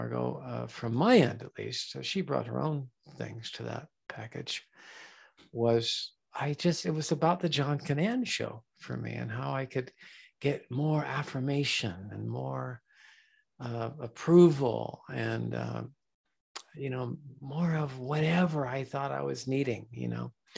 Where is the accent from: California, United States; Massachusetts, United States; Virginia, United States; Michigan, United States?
California, United States; San Diego; I was born in San Diego